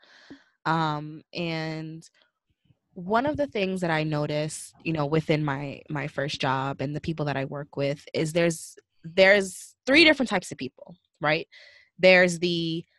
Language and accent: English; Northeast Coast, United States; I'm from the Northeast Coast